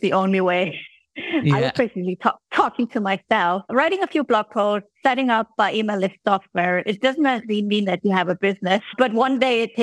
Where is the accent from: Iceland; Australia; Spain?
Iceland; moved away as an adult; now in Switzerland; I am from Iceland originally, and then I had moved to Switzerland to be with my husband